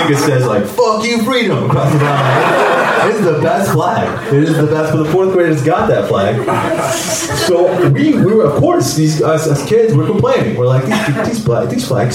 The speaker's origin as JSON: {"language": "English", "country": "United States", "tie": "born or raised there", "said": "I grew up here in America. I wasn't born here. I moved here when I was 4"}